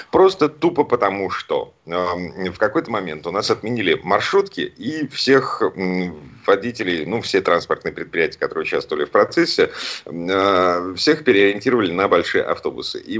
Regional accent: Saint Petersburg, Russia; А да, я из Петербурга

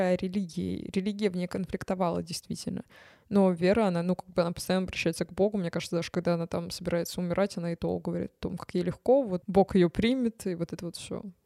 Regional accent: Tver, Tver Oblast, Russia; я из Твери

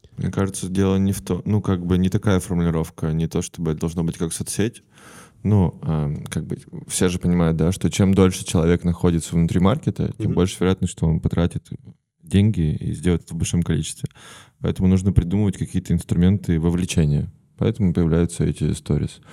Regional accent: Perm, Perm Krai, Russia; я из Перми

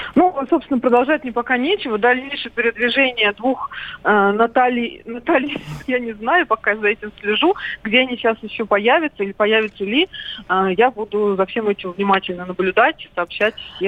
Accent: Belarus; moved away; сама родом из Беларуси, много там времени провела и в детстве, и сейчас много бывает.

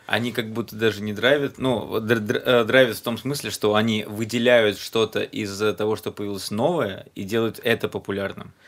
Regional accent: Riga, Latvia; я рос в Риге

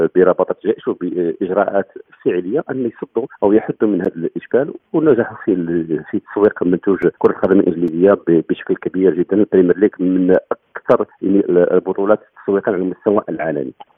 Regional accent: Morocco; عندنا في المغرب

